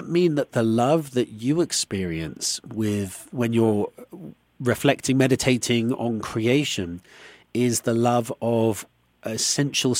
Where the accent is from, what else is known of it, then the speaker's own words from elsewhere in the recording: United Kingdom; you and I being British